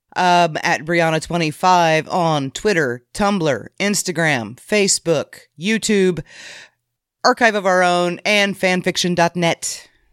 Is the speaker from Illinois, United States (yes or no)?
yes; Illinois, United States; I'm from Illinois, you know? I'm way closer to Saint Louis than I am to Chicago